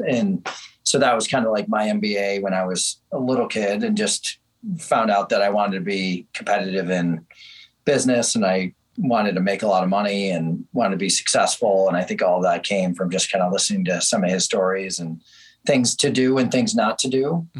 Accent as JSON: {"language": "English", "town": "Chicago", "region": "Illinois", "country": "United States", "tie": "born or raised there", "said": "I grew up in the Chicago area, western suburbs, and one of six kids in our family. Pretty traditional, you know, middle-class family"}